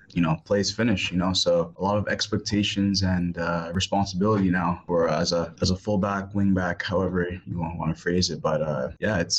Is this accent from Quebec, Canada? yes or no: no; Toronto, Ontario, Canada; now in Hamilton, Canada; my home club, my hometown, like, you know, like my boyhood club